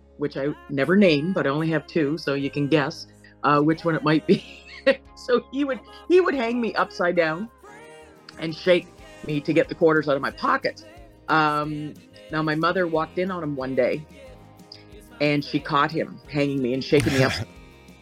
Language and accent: English; New Mills, New Brunswick, Canada; I'm originally from New Brunswick. Small fishing village called New Mills, which is close to Dalhousie